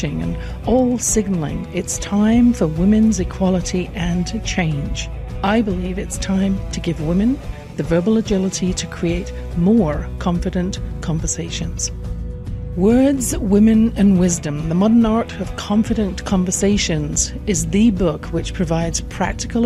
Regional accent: England, United Kingdom; I grew up in England

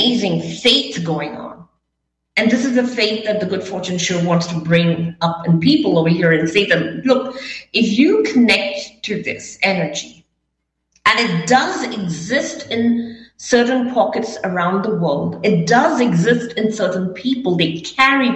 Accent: India; moved away as an adult; also born or lived in Las Vegas / New York; I was brought up in India

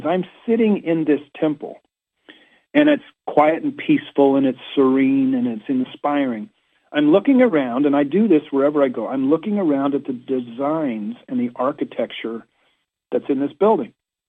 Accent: Washington, District of Columbia, United States; hey, I'm here from Washington, D.C., and I can't help but notice all of these five-petal flowers

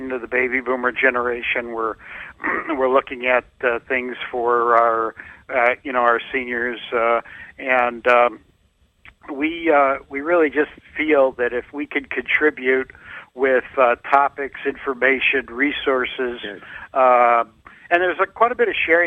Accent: Chicago, Illinois, United States; I'm from the Chicago area

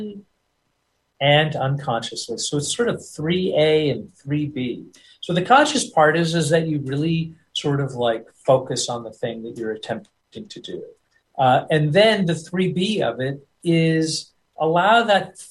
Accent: United States; accent: American; I'll always sound like an American guy.

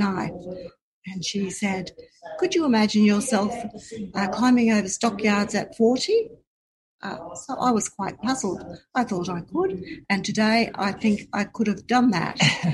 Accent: South Burnett, Queensland, Australia; also born or lived in Brisbane, Australia; I grew up in the South Burnett, born and bred, lived on acreage, quite a big farm with cattle

